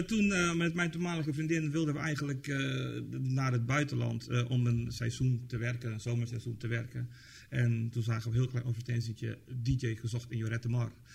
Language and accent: Dutch; Tilburg, North Brabant, Netherlands; ik kom uit Tilburg